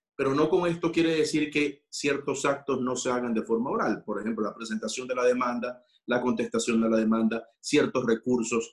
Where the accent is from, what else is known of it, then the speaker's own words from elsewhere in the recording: Ecuador; muchos de los ecuatorianos, soy ecuatoriano